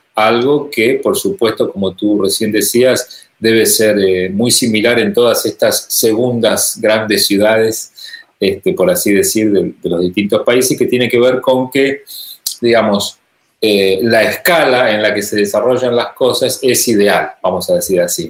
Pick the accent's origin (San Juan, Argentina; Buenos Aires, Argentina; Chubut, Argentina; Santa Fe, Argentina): Santa Fe, Argentina; Rosario; desde Rosario, desde mi ciudad natal